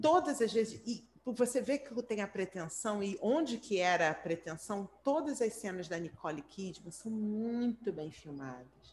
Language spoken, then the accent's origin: Portuguese; Brazil; eu, como brasileira